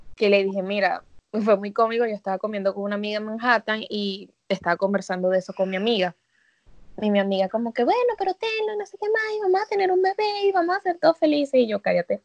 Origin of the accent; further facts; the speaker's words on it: Caracas, Capital District, Venezuela; moved away as an adult; also born or lived in Barquisimeto, Venezuela; now in New York, United States; yo me crié en Caracas chiquita y después me mudé a Barquisimeto y estudié, o sea, viví como desde los 12 hasta los 20 que me vine para acá